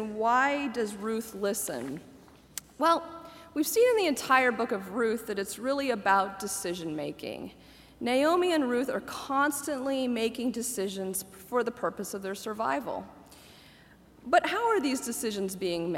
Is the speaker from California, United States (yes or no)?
no; Muncie, Indiana, United States; I grew up in Indiana, where basketball was and is revered